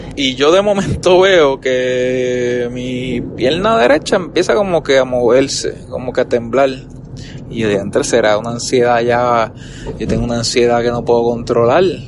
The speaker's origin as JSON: {"language": "Spanish", "country": "Puerto Rico", "said": "como buen boricua"}